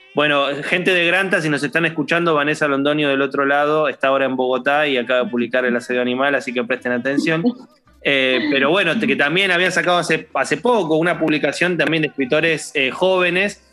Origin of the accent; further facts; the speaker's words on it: Argentina; a mí como argentino